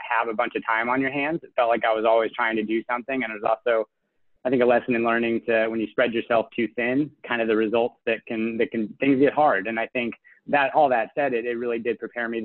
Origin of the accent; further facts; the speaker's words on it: Plano, Texas, United States; my hometown of Plano, Texas